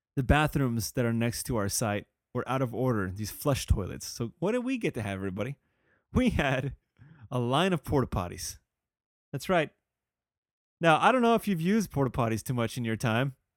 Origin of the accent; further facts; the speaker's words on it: California, United States; I'm a Californian